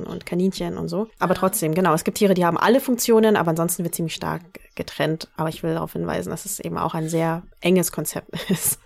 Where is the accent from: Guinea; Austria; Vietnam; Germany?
Vietnam; the North, Northern Vietnam; moved away; Ich komme aus dem Norden